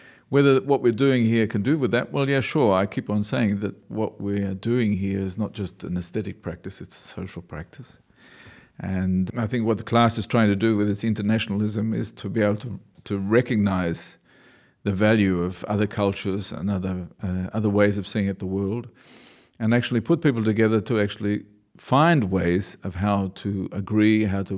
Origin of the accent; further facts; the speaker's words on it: Australia; I know I'm an Australian when I mumble, people always tell me, or I know Australians know I'm an Australian when occasionally my vowels bend